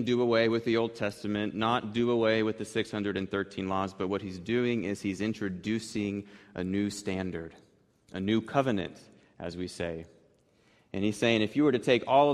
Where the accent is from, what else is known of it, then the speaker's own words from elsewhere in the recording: Wichita, Kansas, United States; when I was growing up on North Cranberry Street here in East Wichita